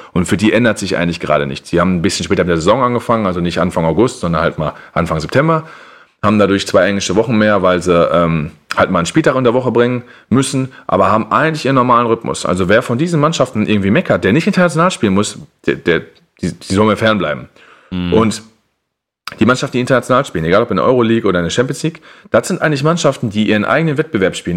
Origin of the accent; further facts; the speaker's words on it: Germany; als Deutscher